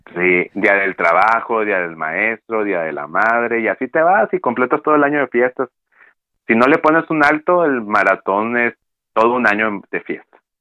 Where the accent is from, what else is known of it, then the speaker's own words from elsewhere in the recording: Monterrey, Nuevo León, Mexico; Acá en el norte del país, de donde yo soy, de la zona metropolitana de Monterrey